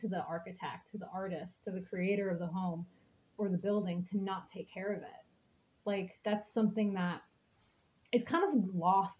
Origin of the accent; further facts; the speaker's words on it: New York City, New York, United States; moved away; I grew up in a very old building and around very old architecture because I grew up in New York City, not like the upstate New York, but like the city